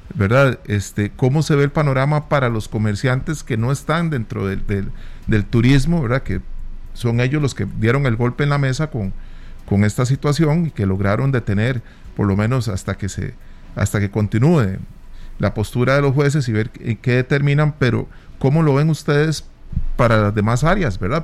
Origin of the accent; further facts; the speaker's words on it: Costa Rica; somos ticos